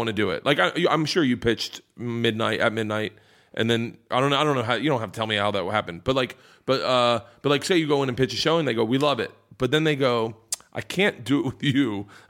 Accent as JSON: {"language": "English", "town": "Tampa", "region": "Florida", "country": "United States"}